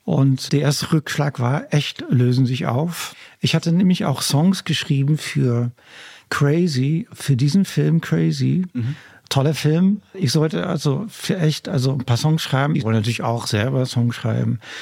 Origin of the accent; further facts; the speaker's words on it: Netherlands; German is a second language; also born or lived in Germany; now in Hamburg, Germany; ich bin ja nämlich an der Küste aufgewachsen in Holland